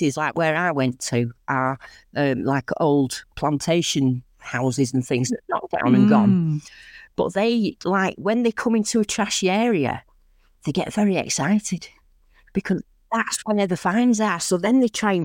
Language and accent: English; Lancashire, Rochdale/Oldham area, North West England, United Kingdom; accent: northern; I am from Lancashire. As you can probably tell from my accent, I'm quite northern, from around the Rochdale, Oldham area.